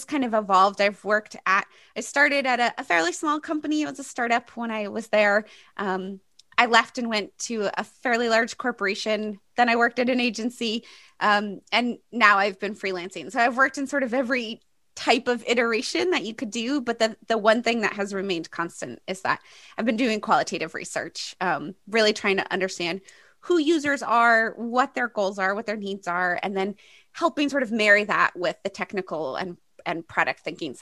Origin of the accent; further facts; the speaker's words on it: Maine, United States; moved away as an adult; also born or lived in Boston; I grew up in Maine, which is in the northeast part of the United States. I grew up on an island, so not exactly very urban.